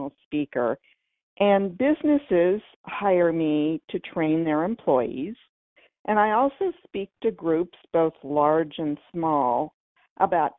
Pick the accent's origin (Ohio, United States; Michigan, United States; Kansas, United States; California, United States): California, United States; moved away as an adult; now in Cincinnati, United States; I was born and raised in California